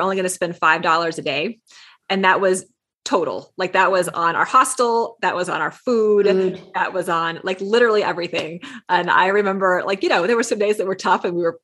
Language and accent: English; Texas, United States; I grew up in Texas